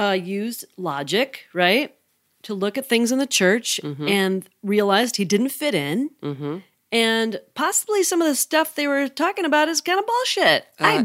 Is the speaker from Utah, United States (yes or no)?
yes; Utah, United States; To give background on me, I grew up in Utah